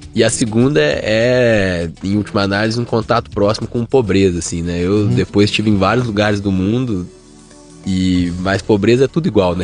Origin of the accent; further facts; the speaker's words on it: Belo Horizonte, Minas Gerais, Brazil; moved away; eu sou de BH